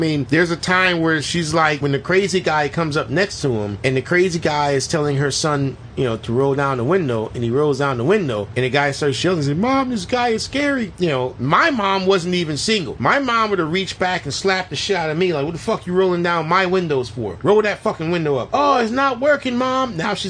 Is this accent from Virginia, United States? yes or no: no; Florida, United States; And we're from Florida.